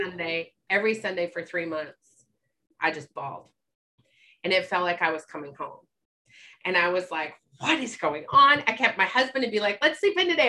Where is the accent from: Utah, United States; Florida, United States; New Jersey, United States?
Utah, United States; I grew up in Utah